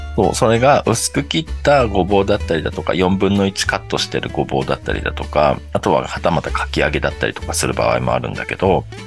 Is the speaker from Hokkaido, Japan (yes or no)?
no; Saga, Japan; moved away; 僕の実家の佐賀の方